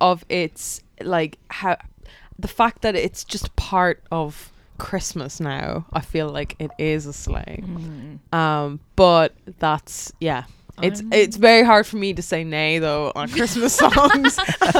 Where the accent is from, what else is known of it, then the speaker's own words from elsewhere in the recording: Turkey; born there; also born or lived in Denmark; No. I was born in Turkey and I was lived in Denmark for ages.